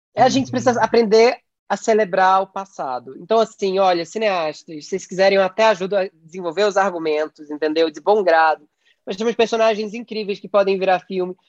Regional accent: Pernambuco, Brazil; eu sou pernambucano

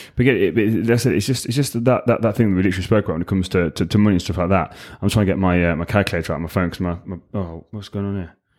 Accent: England, United Kingdom; also born or lived in United States; English, obviously, 'cause I'm English

